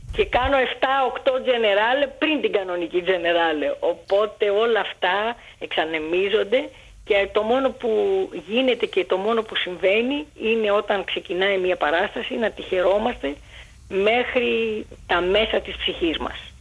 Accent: Athens, Attica, Greece; born or raised there; also born or lived in Alexandria, Egypt

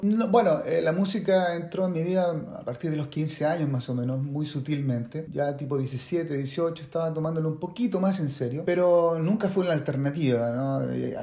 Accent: Santiago, Santiago Metropolitan Region, Chile; moved away as an adult; Toda, toda mi, mi adolescencia y parte de mi niñez en Chile

